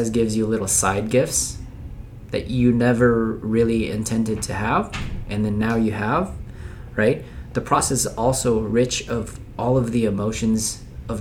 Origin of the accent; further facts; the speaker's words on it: Philippines; moved away; I'm from Philippines